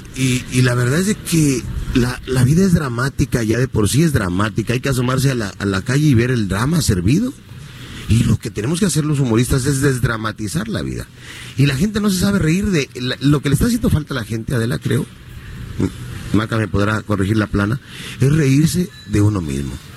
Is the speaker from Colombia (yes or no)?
no; Acapulco, Guerrero, Mexico; De aquí, de, Acapulco. Yo nací en el Seguro Social de aquí de, de Cuauhtémoc